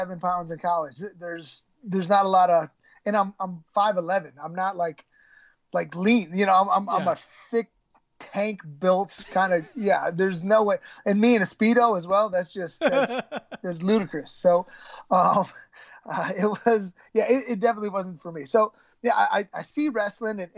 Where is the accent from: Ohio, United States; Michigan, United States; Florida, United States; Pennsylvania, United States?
Michigan, United States; I'm growing up in Michigan